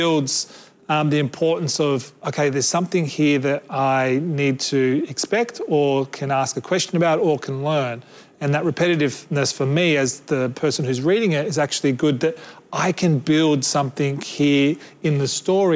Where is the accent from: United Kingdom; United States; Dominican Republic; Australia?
Australia; Adnyamathanha / Narungga land, South Australia; I'm not from Gadigal land, I'm from Ajnamutna Narunga land.